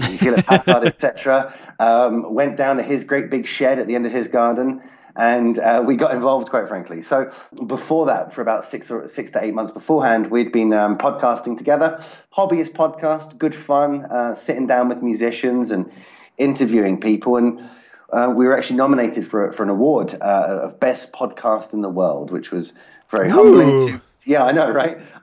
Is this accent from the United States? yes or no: no; United Kingdom; I'm based out of the UK